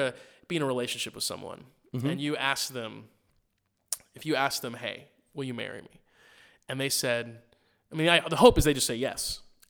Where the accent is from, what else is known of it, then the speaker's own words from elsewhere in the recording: Missouri, United States; I grew up in Missouri and sweet tea was like